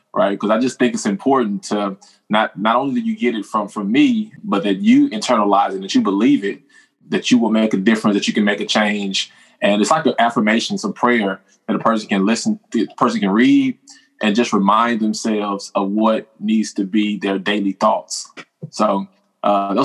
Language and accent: English; Houston, Texas, United States; born and raised in Houston, Texas